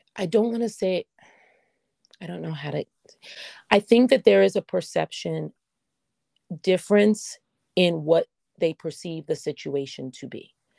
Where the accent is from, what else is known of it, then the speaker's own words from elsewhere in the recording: New York, United States; I'm from New York